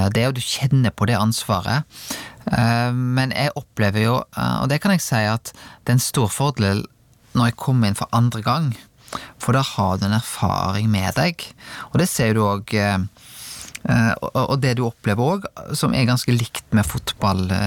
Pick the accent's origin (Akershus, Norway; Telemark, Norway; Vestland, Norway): Vestland, Norway; Rubbestadneset; jeg vokste opp på Rubbestadneset